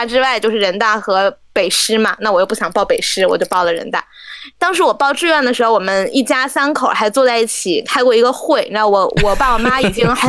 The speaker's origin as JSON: {"language": "Chinese", "region": "Beijing", "country": "China", "said": "我是北京人嘛"}